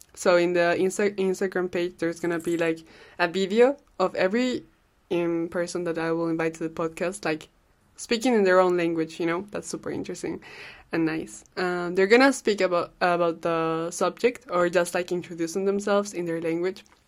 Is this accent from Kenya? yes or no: no; Cajamarca, Peru; first language Spanish; English is a second language; now in Brussels, Belgium; I'm a Peruvian girl living in Brussels. I come from Cajamarca. It's an amazing city in the Andes of Peru.